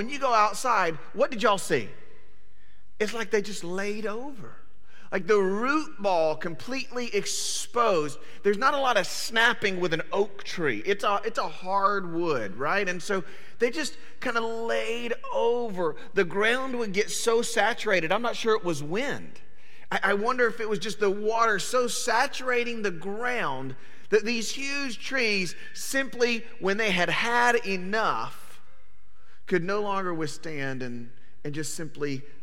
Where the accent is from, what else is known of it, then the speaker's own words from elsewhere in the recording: Panama City, Florida, United States; also born or lived in Alabama; now in Houston, United States; growing up in Panama City